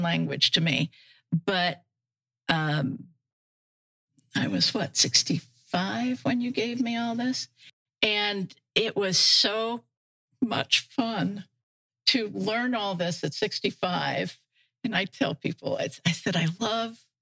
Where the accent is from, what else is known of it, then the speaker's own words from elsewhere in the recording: Wooster, Ohio, United States; also born or lived in Michigan; now in Bokeelia, United States; Worcester, Ohio